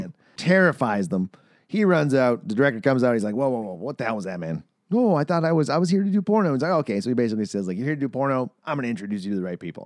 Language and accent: English; Manitoba, Canada; shots out of my hometown, Manitoba